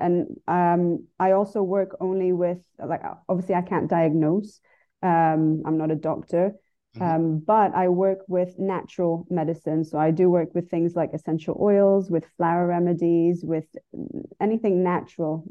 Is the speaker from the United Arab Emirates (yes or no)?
yes; Dubai, United Arab Emirates; also born or lived in Brazil / United Kingdom; I lived there till I was five, and then we moved here to Dubai when I was five. So I grew up here, but I was born in Brazil.